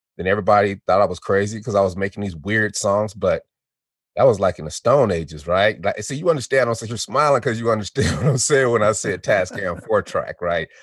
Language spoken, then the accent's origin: English; Denver, Colorado, United States; also born or lived in Chicago, Illinois; I was born in Chicago, Illinois, and we moved. Our family moved to uh, Denver, Colorado, when I was four years old